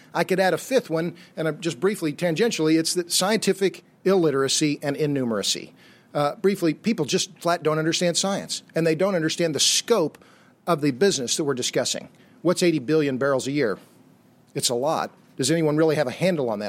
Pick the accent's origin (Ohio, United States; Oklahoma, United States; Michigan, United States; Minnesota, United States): Oklahoma, United States; Tulsa; now in Austin, United States; I was born and raised in Tulsa, Oklahoma